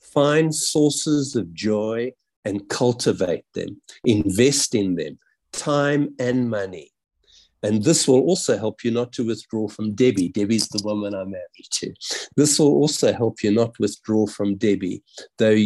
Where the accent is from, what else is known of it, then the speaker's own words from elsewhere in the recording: South Africa; growing up in South Africa and really feeling the weight from a very young age